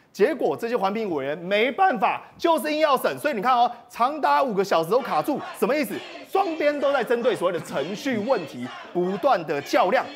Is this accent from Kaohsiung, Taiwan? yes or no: no; Yilan County, Taiwan; 我也是宜兰人，所以我也常常去这个东门夜市